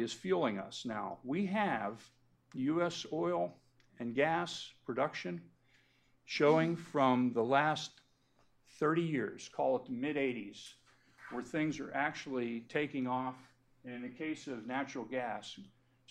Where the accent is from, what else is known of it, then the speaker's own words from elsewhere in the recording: Pennsylvania, United States; in my home state of Pennsylvania